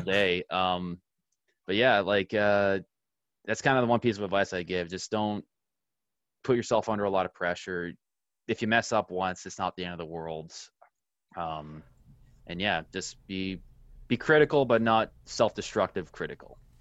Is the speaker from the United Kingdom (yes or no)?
no; Ottawa, Ontario, Canada; I'm from the Ottawa area